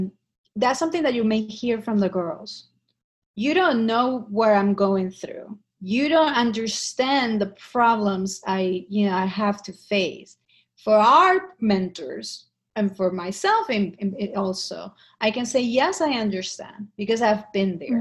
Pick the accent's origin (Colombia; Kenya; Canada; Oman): Colombia; moved away as an adult; now in New York City, United States; I grew up in Colombia